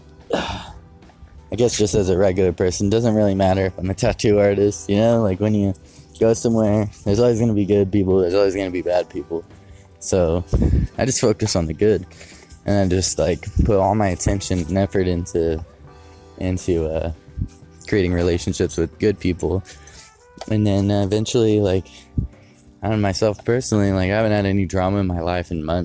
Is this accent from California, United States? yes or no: yes; Modesto, California, United States; moved away; I grew up in Modesto